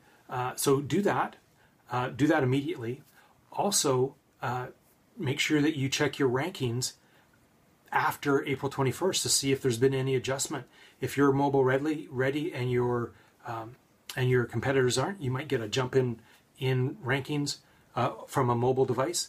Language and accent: English; Victoria, British Columbia, Canada; born or raised there